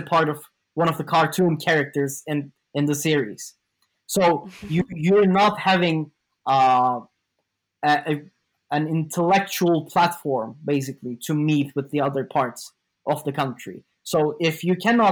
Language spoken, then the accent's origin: English; Istanbul, Turkey; moved away; I was born in Istanbul and raised in Istanbul